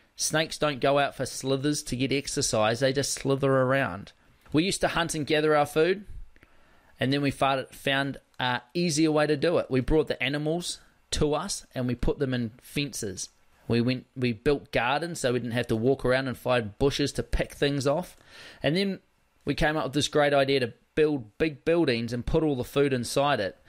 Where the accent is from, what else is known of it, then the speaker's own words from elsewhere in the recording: South Island, West Coast, New Zealand; growing up on the West Coast, where it's a pretty rugged environment on the West Coast of the South Island